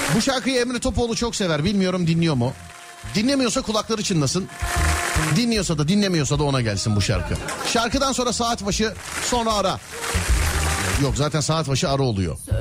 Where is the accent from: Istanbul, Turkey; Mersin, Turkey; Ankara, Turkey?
Istanbul, Turkey; Bir İstanbullu olarak